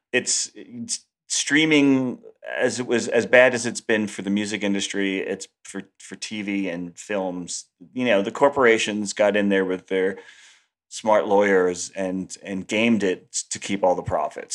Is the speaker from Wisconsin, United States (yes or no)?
no; New York, United States; also born or lived in Los Angeles; I moved back to New York 'cause I missed it, and I'm just a New Yorker